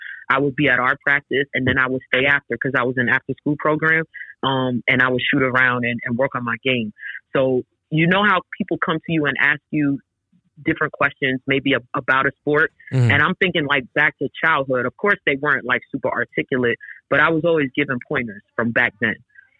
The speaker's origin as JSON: {"language": "English", "town": "Bronx", "region": "New York", "country": "United States", "tie": "born or raised there", "said": "So I grew up in Parkchester in the Bronx, which is the neighborhood where St. Raymond is located."}